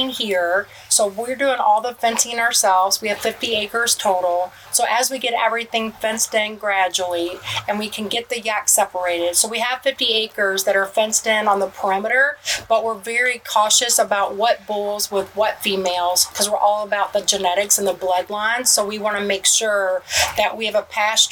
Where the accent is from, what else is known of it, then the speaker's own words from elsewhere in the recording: Kentucky, United States; moved away as an adult; also born or lived in Michigan; now in Crossville, United States; I'm originally from Kentucky, but working in Michigan